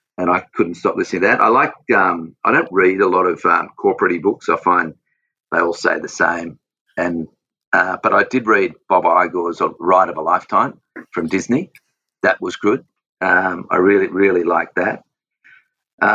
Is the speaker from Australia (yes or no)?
yes; Australia; I've got that manliness about me and that Aussiness about me. I'm obsessed Aussie